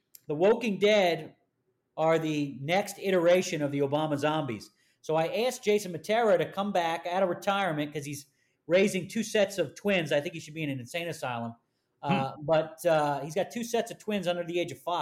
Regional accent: Philadelphia, Pennsylvania, United States; also born or lived in Allegheny County, Pennsylvania; I'm from Philly

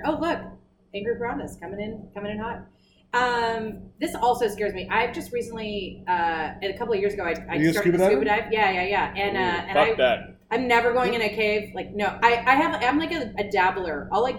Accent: South Texas, United States; I grew up in South Texas. We're at the beach all the time, Port Isabel, South Padre.

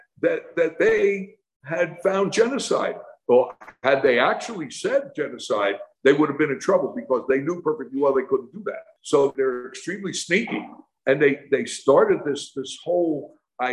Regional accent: New York, United States; moved away as an adult; now in Guatemala; I was born in New York

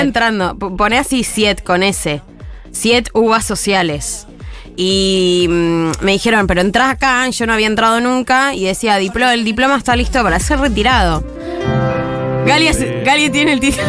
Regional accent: Argentina; nosotros seguiremos siendo argentinos y argentinas

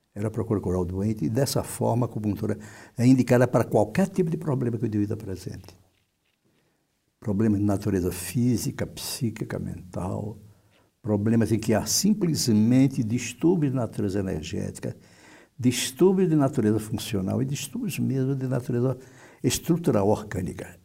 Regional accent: Fortaleza, Ceará, Brazil; moved away as an adult; also born or lived in Porto Alegre / São Paulo; eu terminei meu curso de, de medicina em Fortaleza, no Ceará, de onde eu venho.

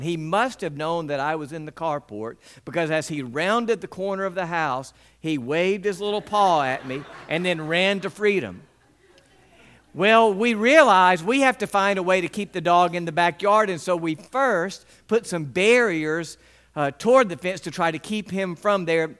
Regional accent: West Point, United States; The entire time that I was growing up in West Point, we had dogs in our backyard

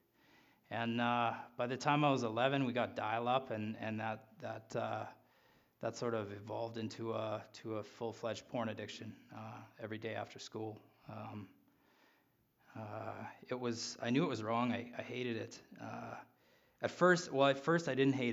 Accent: Regina, Saskatchewan, Canada; I was born in Regina

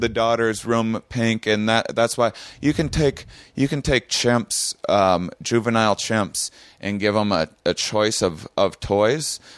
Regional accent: La Crosse, Wisconsin, United States; I had an upbringing in my, my small Wisconsin town

